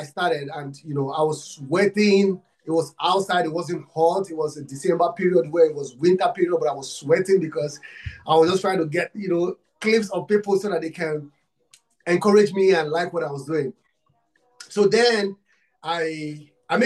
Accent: Nigeria; I'm from Africa, Nigeria. I'm from Nigeria

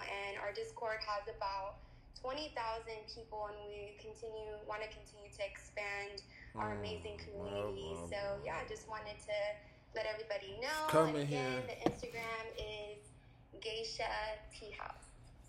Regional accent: Long Beach, California, United States; I'm from Long Beach. I'm actually out here in Bali, Indonesia at the moment.

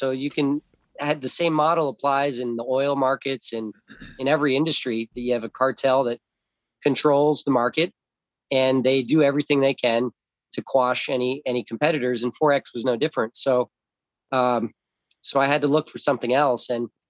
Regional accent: Los Angeles, California, United States; also born or lived in South Florida; I was born in Orange, California, in St. Joseph's Hospital in Los Angeles, and grew up in Los Angeles and South Florida on both coasts with two parents.

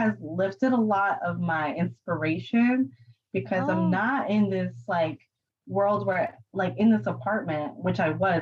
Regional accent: New York, United States; moved away; I'm a New York girl, I'm from New York

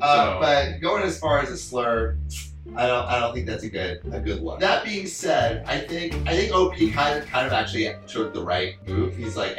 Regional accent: Los Angeles, California, United States; We're also from, like, L.A. All right, we're from California.

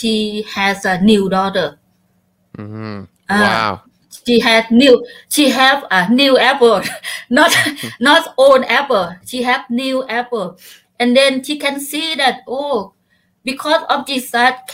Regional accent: Chaiyaphum, Thailand; English is a second language; I back home in my hometown in Chaiyaphum province

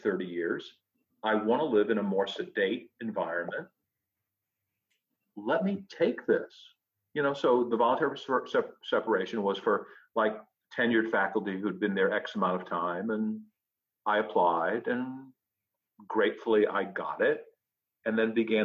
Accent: Fall River, Massachusetts, United States; moved away as an adult; also born or lived in Chicago; I'm a New England kid. I'm a New England boy. I was born in Fall River, Massachusetts

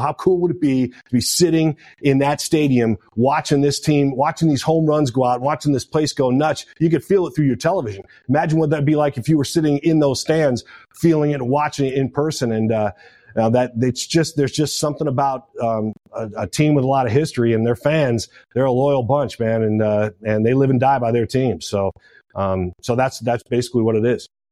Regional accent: Detroit, Michigan, United States; moved away as an adult; now in Seattle, United States; it's my home state. It's my hometown

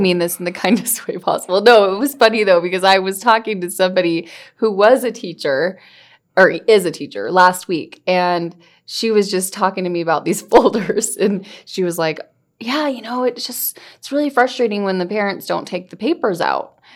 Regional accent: California, United States; I grew up in California

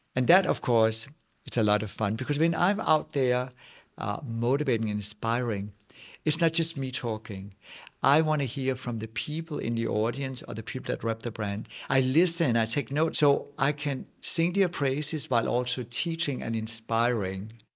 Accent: Nibe, North Denmark Region, Denmark; English is a second language; now in Los Angeles, United States; as a Dane, I'm also coming from Jutland. I come from bl-, blue-collar working class family

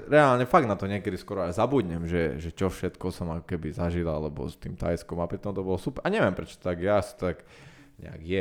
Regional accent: Slovakia

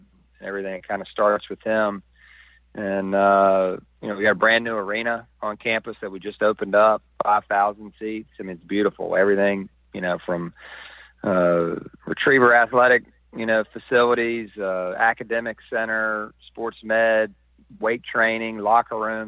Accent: the South, United States; moved away; I'm from the South as well.

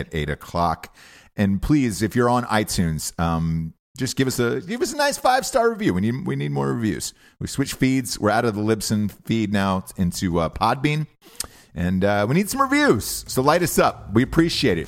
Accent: Atlanta, Georgia, United States; I'm from Atlanta

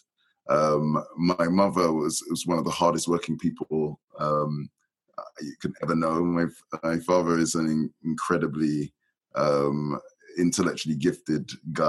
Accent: London, United Kingdom; Grew up in a council estate in West London

